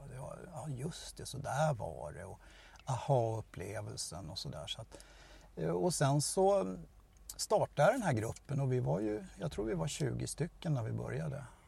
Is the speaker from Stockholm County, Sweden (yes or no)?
yes; Stockholm, Stockholm County, Sweden; now in Tyresö, Sweden; Jag är en äkta söderkis